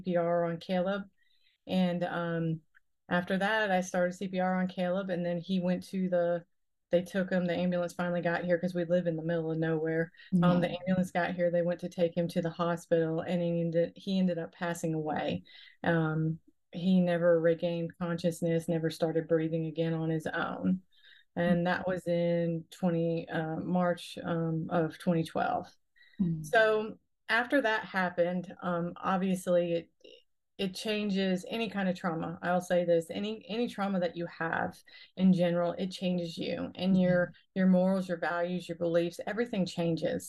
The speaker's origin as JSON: {"language": "English", "town": "Pompano Beach", "region": "Florida", "country": "United States", "moved": "yes", "lives_now": "Hahira, United States", "said": "I'm originally from Pompano Beach, Florida, and down in Broward County"}